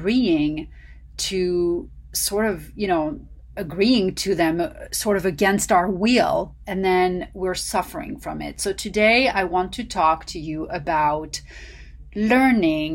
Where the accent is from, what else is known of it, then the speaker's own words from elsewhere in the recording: Paris, Île-de-France, France; now in Los Angeles, United States; the nutritional secrets I learned growing up in Paris